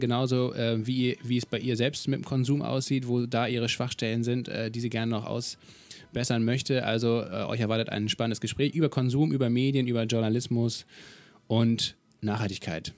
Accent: Kiel, Schleswig-Holstein, Germany; Ich komme ja aus Kiel

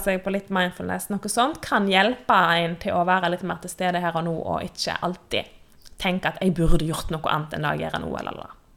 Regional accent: Western Norway, Norway; moved away as an adult; now in Oslo, Norway; Jeg er jo en vestlending, vestlending som bor på Østlandet

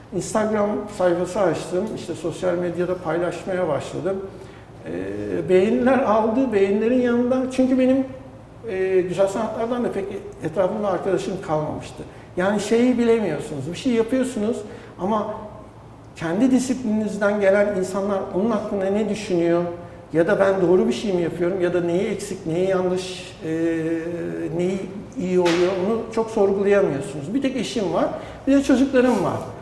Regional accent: Adapazarı, Sakarya, Turkey; Adapazarı'nda doğdum. Bütün gençliğim üniversiteye kadar orada geçti.

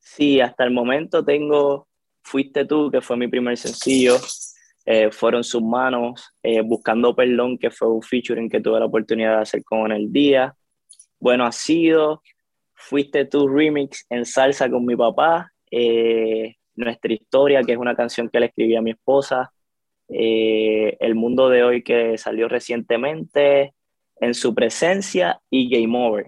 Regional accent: Vega Baja, Puerto Rico; moved away as an adult; also born or lived in Manatí, Puerto Rico / Caguas, Puerto Rico / New York, United States; now in Kissimmee, United States; nací en Manatí, pero me crié en Vega Baja. Y a la edad de los 12 años, por ahí más o menos, me mudé hacia el pueblo de Caguas con toda mi familia.

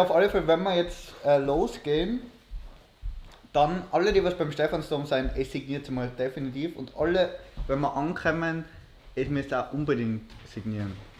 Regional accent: Innsbruck, Tyrol, Austria; mein Zuhause, wo ich aufgewachsen bin, ja. ist ein bisschen westlich vom, Steff, äh, vom, Östl. vom Innsbrucker Dom

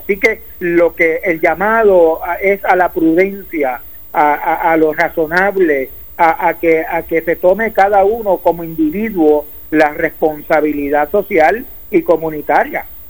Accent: Puerto Rico; como puertorriqueño

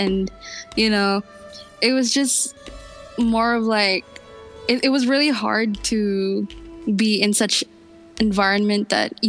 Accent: Brunei; moved away as an adult; now in Philippines; I was born here actually in the Philippines. Then I moved to Brunei after one. And yeah, I stayed there for what, I think 17 years.

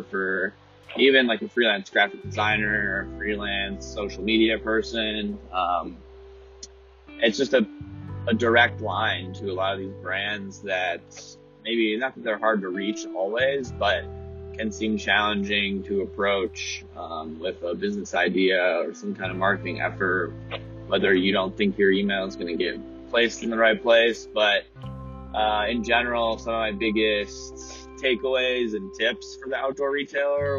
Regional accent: United States; also born or lived in Colorado; as an American

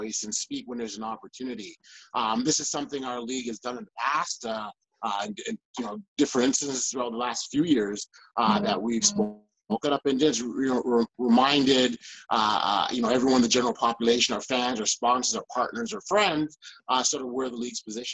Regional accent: Canada; I'm a Canadian

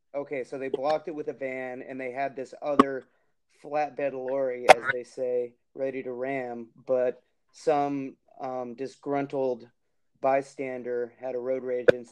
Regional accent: California, United States; as a Californian

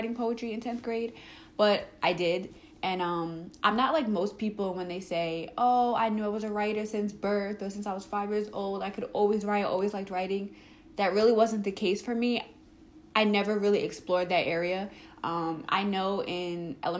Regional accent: Long Island, New York, United States; I am from Long Island, New York

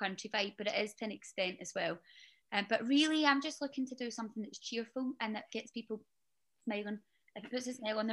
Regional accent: Glasgow, Scotland, United Kingdom; moved away; I'm from Glasgow. Almost central Glasgow

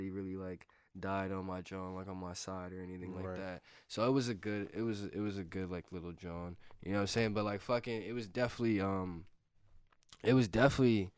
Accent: Pennsauken, New Jersey, United States; I'm a kid from Pensauken

